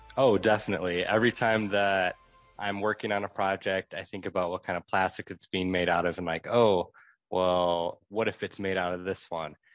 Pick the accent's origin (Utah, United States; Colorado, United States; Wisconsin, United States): Wisconsin, United States; Milwaukee; I'm originally from Milwaukee